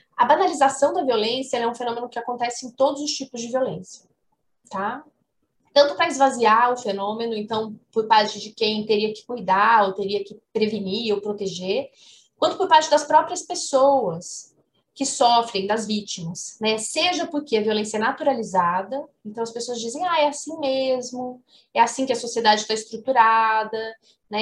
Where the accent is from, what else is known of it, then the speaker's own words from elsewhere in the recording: Ribeirão Preto, São Paulo, Brazil; moved away as an adult; now in Uberlândia, Brazil; Eu moro em Uberlândia, sou de Ribeirão Preto, mas moro em Uberlândia desde que eu comecei a dar aula aqui na UFO